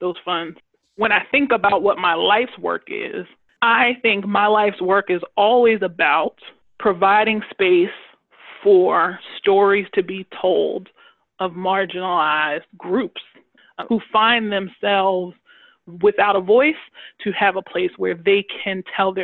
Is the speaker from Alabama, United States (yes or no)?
no; Long Island, New York, United States; I grew up on Long Island as a part of a large family